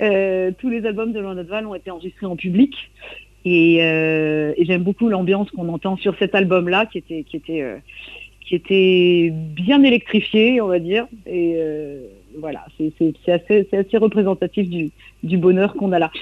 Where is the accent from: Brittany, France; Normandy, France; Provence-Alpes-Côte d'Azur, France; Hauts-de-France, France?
Brittany, France; coastal Trégor; je viens du Trégor côtier.